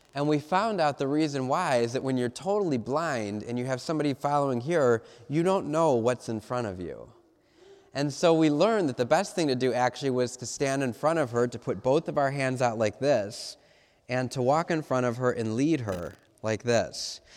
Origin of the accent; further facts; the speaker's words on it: Cleveland, Ohio, United States; I'm from Cleveland